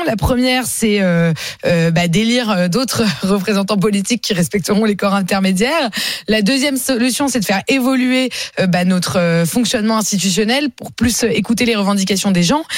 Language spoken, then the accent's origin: French; France; je suis fière d'être française, je suis fière de la France.